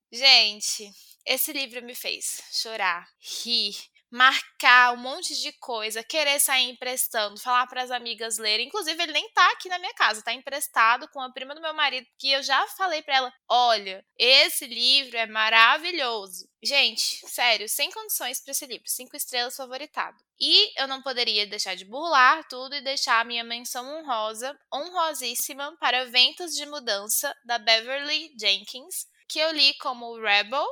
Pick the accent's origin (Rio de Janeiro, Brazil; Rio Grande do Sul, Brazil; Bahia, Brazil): Bahia, Brazil; eu sou da Bahia